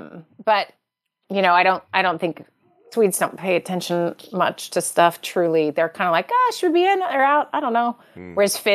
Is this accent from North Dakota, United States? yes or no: no; Salt Lake City, Utah, United States; now in Minnesota, United States; growing up in Salt Lake